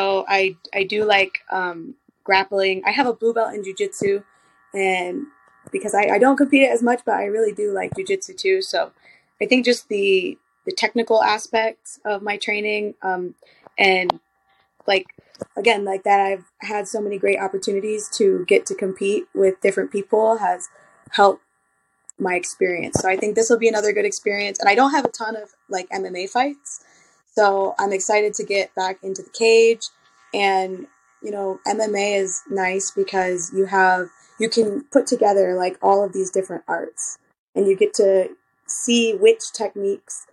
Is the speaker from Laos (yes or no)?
no; Michigan, United States; I'm from Michigan